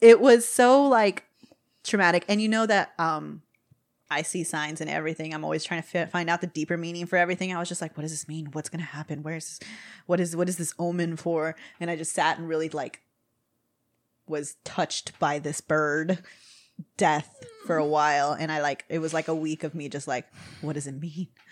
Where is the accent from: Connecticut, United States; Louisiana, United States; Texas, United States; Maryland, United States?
Texas, United States; we're all from Texas